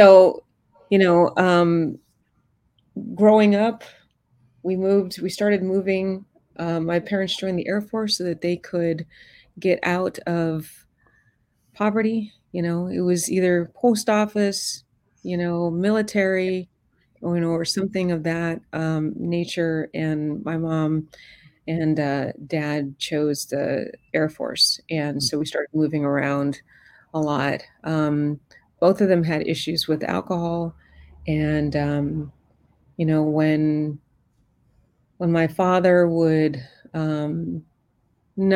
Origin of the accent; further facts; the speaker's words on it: New York City, New York, United States; I was born in Queens, New York, mm-hmm. and in the 70s.